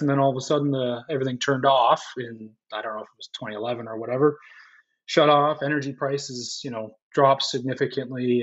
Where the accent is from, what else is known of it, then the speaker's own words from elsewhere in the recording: St. Catharines, Ontario, Canada; I grew up in St. Catharines